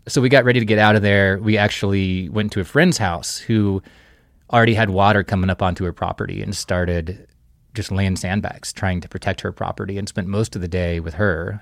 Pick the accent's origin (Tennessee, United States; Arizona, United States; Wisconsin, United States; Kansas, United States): Kansas, United States; Kansas City; now in Livingston, United States; I grew up in Kansas City, born on the Missouri side, raised on the Kansas side